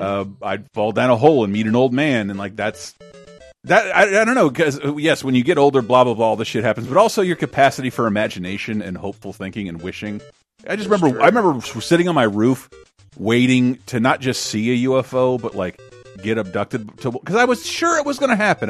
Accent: Florida, United States; I'm the one from Florida

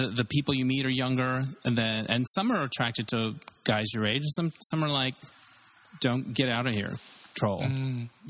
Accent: Arizona, United States; moved away as an adult; also born or lived in Tempe, Arizona; now in Los Angeles, United States; I grew up in Arizona, a small town in Arizona, and I went to university in Tempe, Arizona

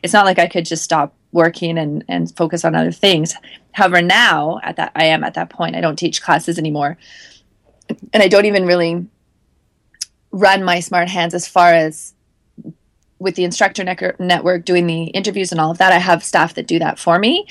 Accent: Canada; as a Canadian

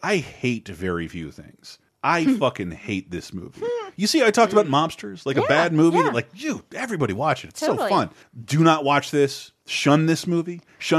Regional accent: United States; I'm an American.

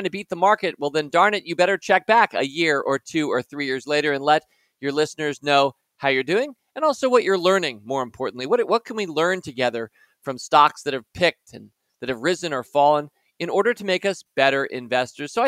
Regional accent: Washington, District of Columbia, United States; We were Washington Post shareholders growing up in Washington, D.C.

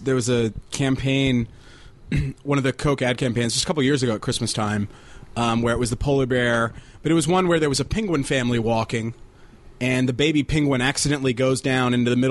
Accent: Nashville, Tennessee, United States; moved away; I grew up in Nashville

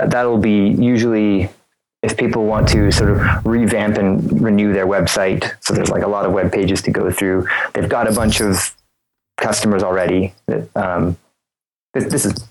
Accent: Eastern Canada, Canada; I live in a small town in Eastern Canada

